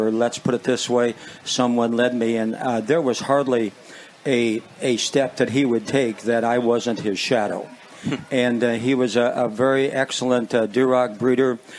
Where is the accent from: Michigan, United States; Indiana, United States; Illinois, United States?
Illinois, United States; Walnut; born and raised in Walnut, Illinois